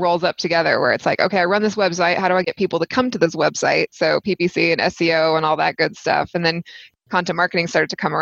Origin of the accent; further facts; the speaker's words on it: Texas, United States; moved away as an adult; also born or lived in Oxford; now in Boulder, United States; I grew up in Texas